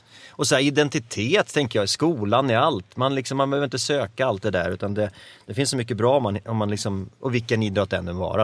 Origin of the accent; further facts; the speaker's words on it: Gävle, Gävleborg County, Sweden; Jag är uppväxt i Gävle